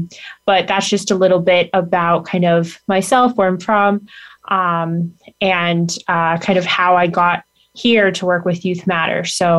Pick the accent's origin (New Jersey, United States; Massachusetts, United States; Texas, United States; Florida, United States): Massachusetts, United States; Leominster; So I'm originally from Leominster, Massachusetts.